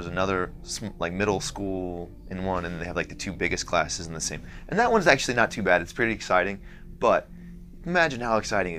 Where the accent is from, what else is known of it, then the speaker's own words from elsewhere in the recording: Kansas, United States; now in Missouri, United States; You know, I'm from Kansas.